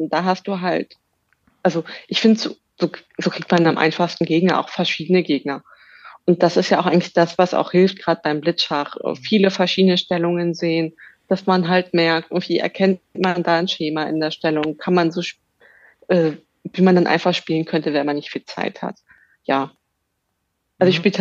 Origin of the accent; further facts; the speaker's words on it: Berlin, Germany; Ja, ja, ich bin gebürtige Berlinerin.